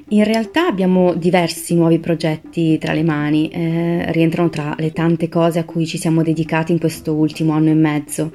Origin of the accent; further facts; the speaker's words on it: Milan, Lombardy, Italy; Io vengo da Milano, anche se la mia famiglia ha origini siciliane